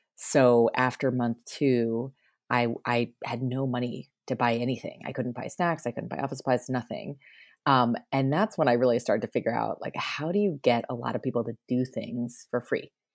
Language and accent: English; Northeast, United States; I grew up in the Northeast